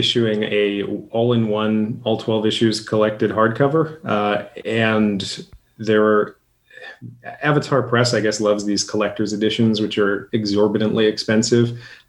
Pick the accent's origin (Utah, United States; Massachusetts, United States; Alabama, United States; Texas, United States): Massachusetts, United States; Boston; now in Portland, United States; As a Bostonian, I grew up in Boston.